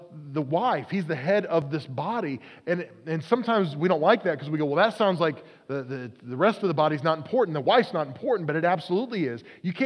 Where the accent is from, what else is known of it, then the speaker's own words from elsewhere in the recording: Oklahoma, United States; I grew up in Oklahoma.